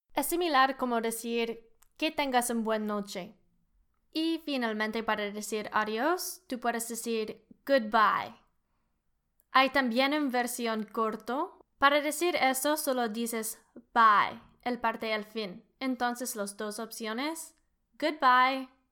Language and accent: Spanish; Canada; Spanish is a second language; I'm an engineer from Canada. soy ingeniera de Canadá. También puedo decir soy canadiense, I'm Canadian.